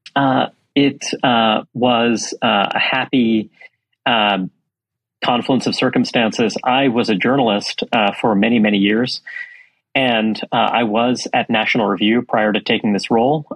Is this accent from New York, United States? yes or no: yes; New York City, New York, United States; I come from New York City. Uh, I grew up in Brooklyn, New York